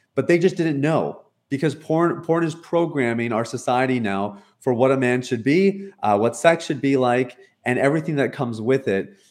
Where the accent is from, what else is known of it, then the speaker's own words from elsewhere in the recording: Canada; moved away as an adult; also born or lived in Toronto, Ontario; now in Jamaica; I'm born and raised in Canada, uh, based out of Toronto, Ontario